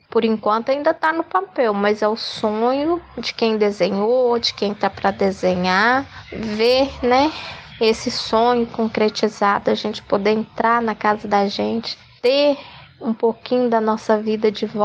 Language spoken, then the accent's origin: Portuguese; Mariana, Minas Gerais, Brazil; a gente andando pelas ruas do Bento, entrando na própria casa da gente, sabe? Sair daqui de Mariana, sabe? A gente que cresceu, viveu a vida toda morando em distrito